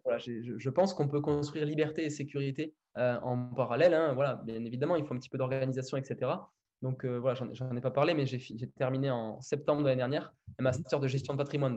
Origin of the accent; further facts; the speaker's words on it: Villeneuve-sur-Lot, Nouvelle-Aquitaine, France; je suis né, à Villeneuve-sur-Lot. C'est, là où j'ai grandi